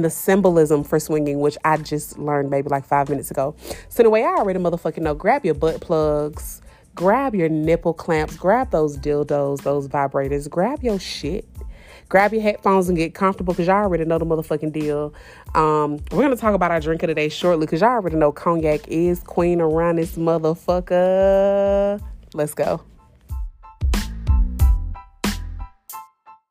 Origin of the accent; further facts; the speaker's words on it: Atlanta, Georgia, United States; I'm from Atlanta